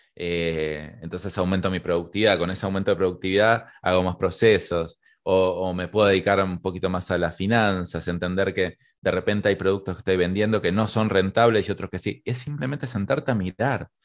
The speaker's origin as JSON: {"language": "Spanish", "country": "Argentina", "said": "soy argentino"}